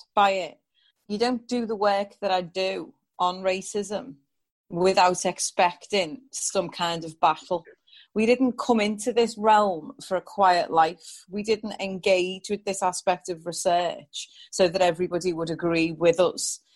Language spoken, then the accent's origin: English; England, United Kingdom; also born or lived in New York; growing up in England in the 1980s as a mixed race child with light skin